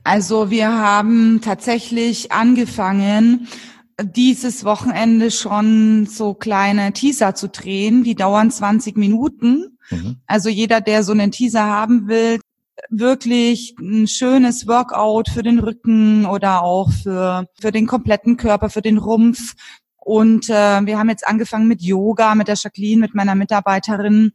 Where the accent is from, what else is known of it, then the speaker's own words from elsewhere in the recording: Franconia, Bavaria, Germany; moved away as an adult; also born or lived in Munich; jetzt bin ich tatsächlich seit zehn Jahren wieder hier in Franken mhm. zurück in meiner Heimat, da wo ich herkomme